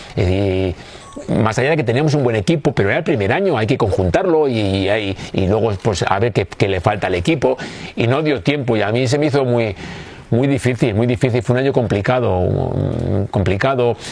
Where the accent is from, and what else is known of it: Bilbao, Basque Country, Spain